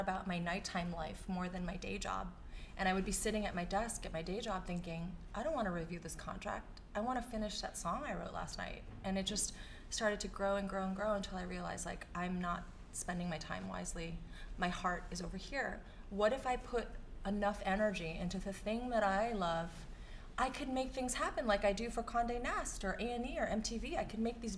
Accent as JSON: {"language": "English", "town": "New York City", "region": "New York", "country": "United States", "tie": "born or raised there", "said": "growing up in New York City"}